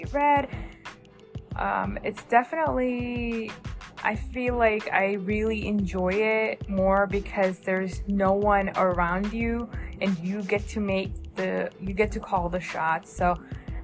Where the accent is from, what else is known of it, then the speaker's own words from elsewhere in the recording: New Jersey, United States; I am from New Jersey